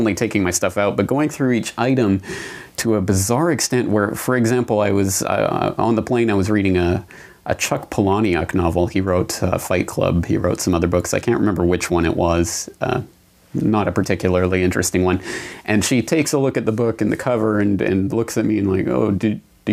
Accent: Canada; moved away as an adult; now in Japan; my home and native land in Canada

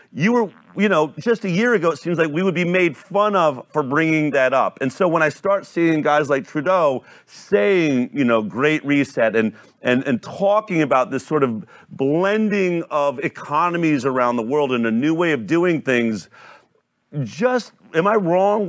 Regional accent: Boulder, Colorado, United States; I grew up in Boulder, Colorado

